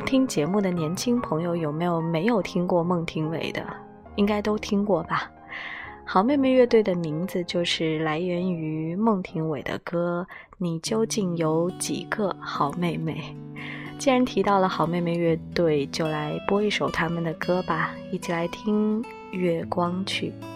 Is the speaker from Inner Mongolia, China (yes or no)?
no; Hefei, Anhui, China; moved away; 我是和肥人